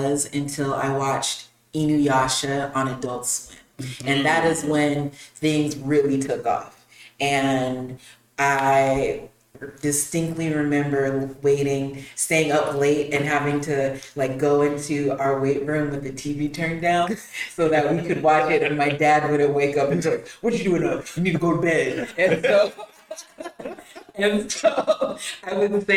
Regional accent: Las Vegas, Nevada, United States; now in Houston, United States; I'm originally from Las Vegas, living here in Houston

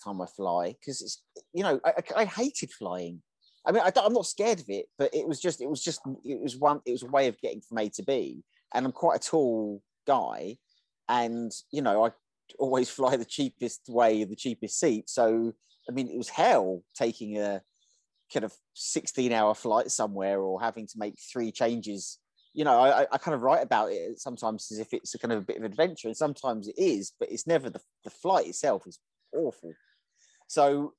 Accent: England, United Kingdom; moved away as an adult; also born or lived in Belgrade / Budapest / Bucharest / Valencia; I've born in England, grew up in England.

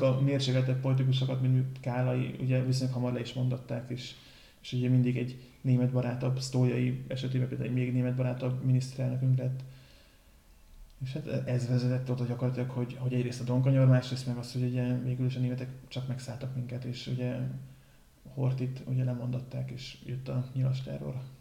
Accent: Pécs, Baranya, Hungary; pont itt pécsiek vagyunk

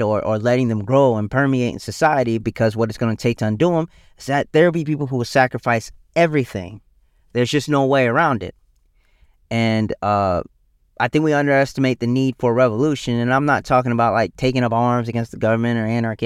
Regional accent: South Carolina, United States; my home state of South Carolina

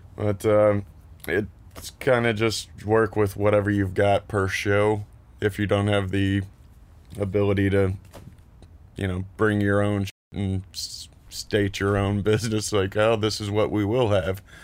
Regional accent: Lexington, Kentucky, United States; moved away as an adult; also born or lived in Columbus, Ohio

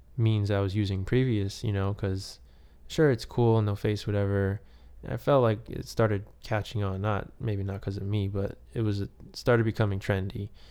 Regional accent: New York City, New York, United States; I'm from Queens.

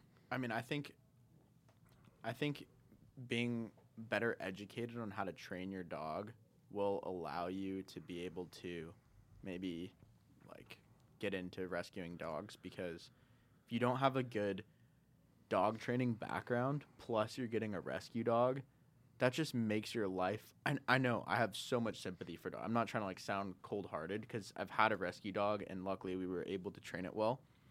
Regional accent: San Diego, California, United States; German Shepherds. Yeah, I'm from San Diego.

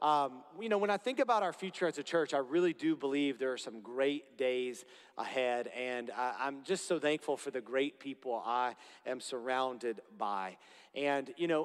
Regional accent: Florida, United States; I'm from Florida

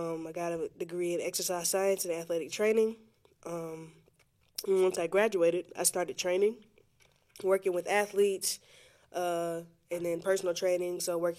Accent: Pensacola, Florida, United States; I was born and raised here in Pensacola, Florida. Been spending all 23 of my years here.

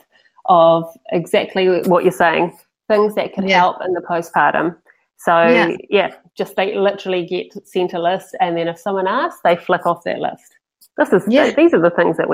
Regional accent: Papamoa, Bay of Plenty, New Zealand; now in Tauranga, New Zealand; we're from Papamoa originally, and so we've only just moved into central Tauranga.

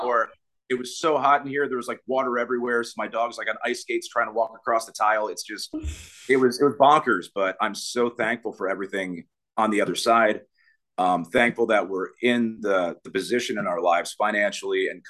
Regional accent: New York, United States; also born or lived in Myrtle Beach; now in South Carolina, United States; I'm originally from New York

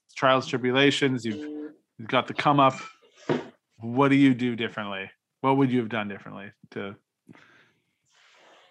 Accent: Regina, Saskatchewan, Canada; a Canadian that lived in Regina, Saskatchewan

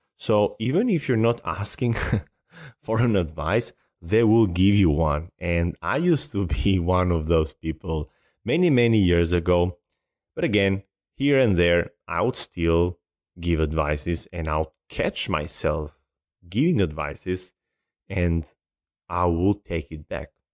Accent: Albania; now in United States; I love my country, and I'm very, very proud to be Albanian

